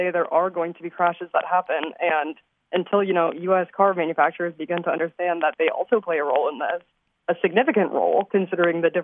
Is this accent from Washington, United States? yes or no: yes; Seattle, Washington, United States; now in Chicago, United States; I'm from Seattle originally